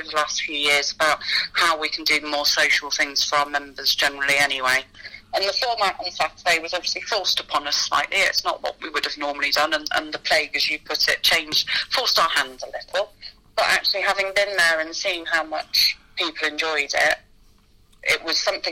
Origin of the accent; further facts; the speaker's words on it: Lincolnshire, East Midlands, United Kingdom; I grew up in Lincolnshire, very close to Cadwell Park.